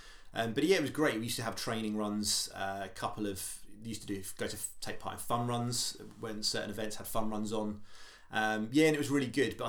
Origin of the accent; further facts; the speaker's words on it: Stubbington, South East England, United Kingdom; also born or lived in Portsmouth / Gosport / Southsea; So I grew up in Stubbington, which is about half hour from Portsmouth. So I was born in Portsmouth